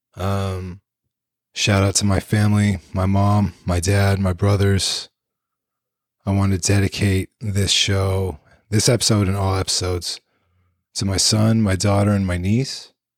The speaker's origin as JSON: {"language": "English", "area": "East Bay Area", "region": "California", "country": "United States", "tie": "born or raised there", "also_born_or_lived": "San Francisco, California", "said": "I was born in San Francisco, California, March 1982, and grew up in the East Bay Area, California"}